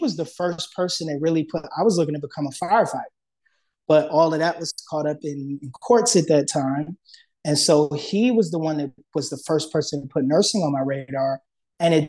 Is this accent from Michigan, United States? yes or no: yes; Detroit, Michigan, United States; I grew up in Detroit, Michigan, inner city, majority Black city